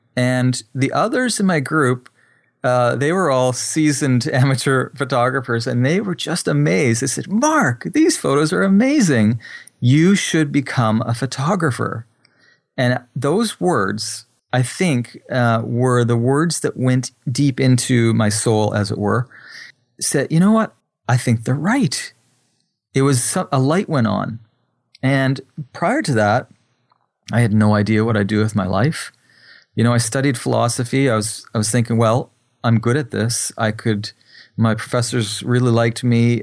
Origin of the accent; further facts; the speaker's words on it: New Brunswick, Canada; also born or lived in Japan; I'm from New Brunswick, Canada, which is on the East Coast.